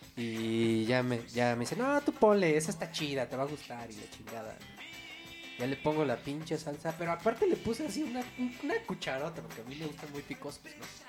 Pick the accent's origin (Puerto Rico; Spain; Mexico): Mexico; Mexico City; De aquí, de la Ciudad de México